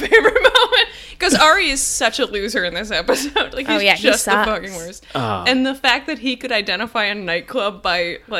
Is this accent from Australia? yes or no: no; Canada; I'm from Canada.